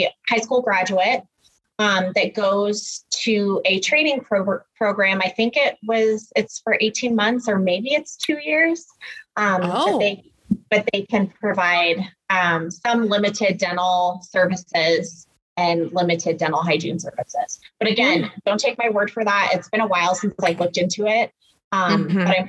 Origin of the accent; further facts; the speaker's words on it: Alaska, United States; moved away as an adult; now in Denver, United States; being born and raised in Alaska